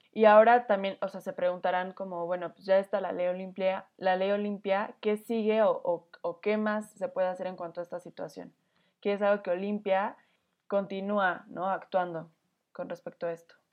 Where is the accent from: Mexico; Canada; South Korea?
Mexico; como mexicanos